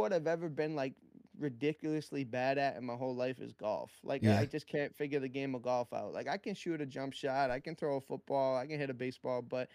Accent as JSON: {"language": "English", "town": "Worcester", "region": "Massachusetts", "country": "United States", "tie": "born or raised there", "said": "I'm from Worcester, Mass. It's about 30-35 minutes out of Boston, depending on how fast you're driving. You know, I'm a Northeastern kid, New England kid my whole life."}